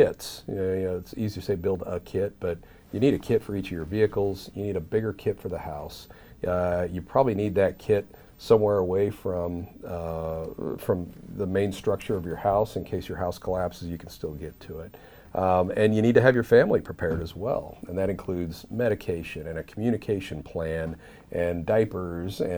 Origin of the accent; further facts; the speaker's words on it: Southeast, United States; Growing up in the Southeast